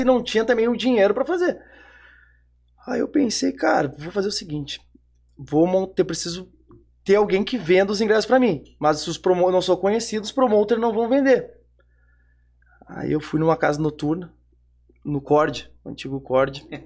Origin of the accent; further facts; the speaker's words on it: Porto Alegre, Rio Grande do Sul, Brazil; eu sou de Porto Alegre, sou da Zona Sul de Porto Alegre